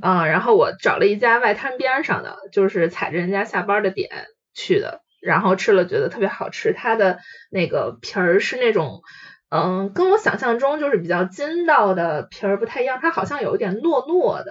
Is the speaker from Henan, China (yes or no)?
no; Inner Mongolia, China; 因为就是我的老家是在内蒙哈